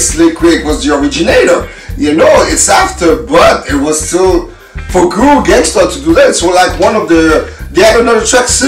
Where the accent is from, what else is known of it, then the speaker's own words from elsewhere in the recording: Canada; And we're from Canada, and us, we didn't have access to the shows as in the US